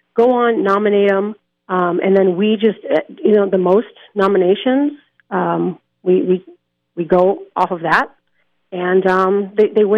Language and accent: English; Las Vegas, Nevada, United States; I take pride in Las Vegas and, you know, being born and raised here